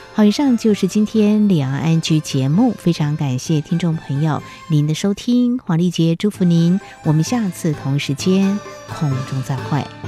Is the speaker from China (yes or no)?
no; Taiwan; 是在台湾土生土长